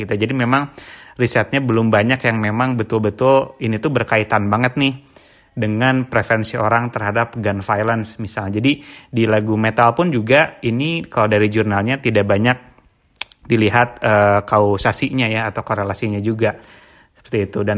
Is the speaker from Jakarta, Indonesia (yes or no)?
no; Bandung, West Java, Indonesia; jadi kebetulan gue tuh uh, dari kecil tuh di Bandung ya dan memang cukup banyak terekspos dengan band-band